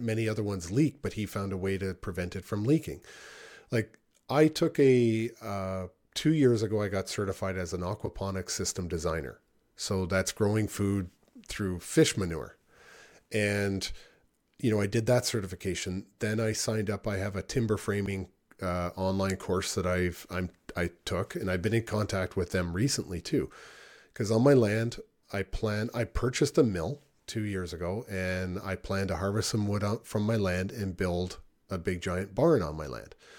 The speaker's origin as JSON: {"language": "English", "town": "Niagara Falls", "region": "Ontario", "country": "Canada", "tie": "born or raised there", "said": "I grew up in Niagara Falls, Ontario, and it's a rough town."}